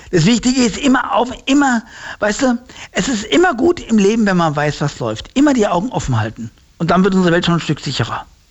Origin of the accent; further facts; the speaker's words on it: Heusenstamm, Hesse, Germany; Aus Holzenstamm